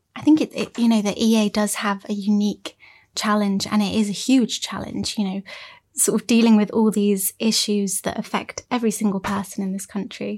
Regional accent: Cornwall, South West England, United Kingdom; I'm from Cornwall

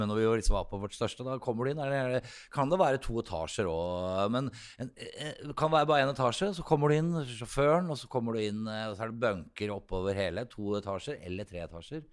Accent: Oslo, Norway; jeg vokste opp her i Oslo

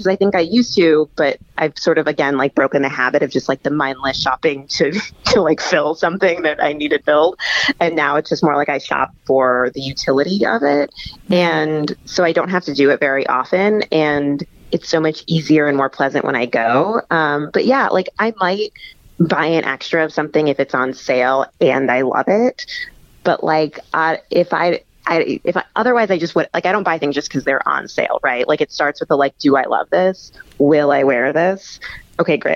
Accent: Midwest, United States; also born or lived in Texas; now in New York, United States; I'm from the Midwest and then I lived in Texas

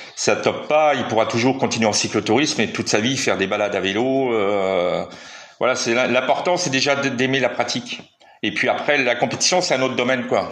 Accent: Metz, Grand Est, France; je suis natif de Metz, donc dans, dans l'est de la France

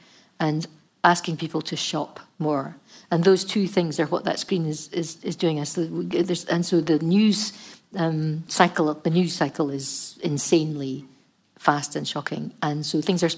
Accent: Scotland, United Kingdom; we're Scottish

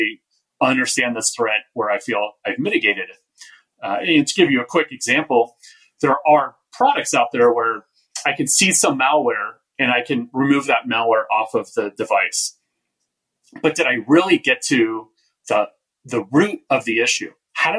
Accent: Bay Area, California, United States; I grew up in the Bay Area

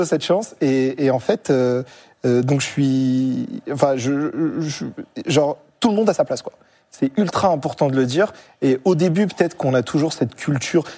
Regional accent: Marseille, Provence-Alpes-Côte d'Azur, France; moi, j'ai grandi en cité, à Marseille

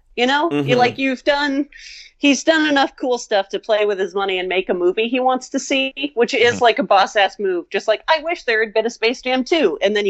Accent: Stockton, California, United States; I was born in Stockton.

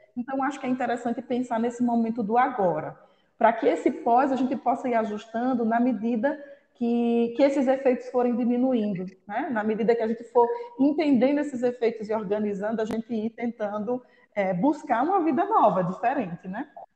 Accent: Northeast Region, Brazil; nós como brasileiros e nordestinos, então, ainda mais, somos muito de contato

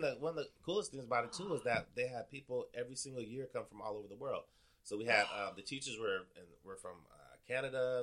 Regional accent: Portland, Oregon, United States; also born or lived in Wisconsin; I, grew up in Northeast Portland

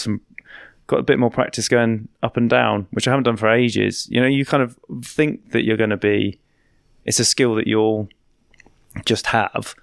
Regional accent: Wiltshire, South West England, United Kingdom; now in London, United Kingdom; I'm from Wiltshire

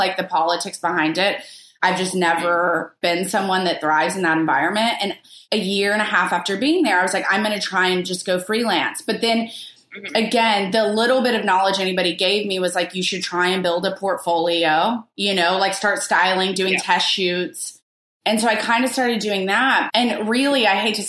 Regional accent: Arkansas, United States; moved away as an adult; now in New York, United States; I'm from Arkansas

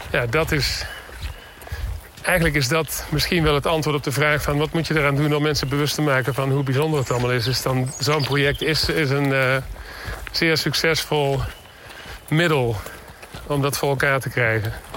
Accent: Limburg, Netherlands; ik uit Limburg kom

